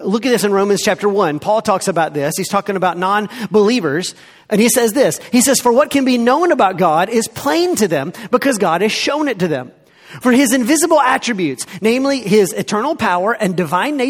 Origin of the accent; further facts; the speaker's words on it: the South, United States; I grew up here in the South.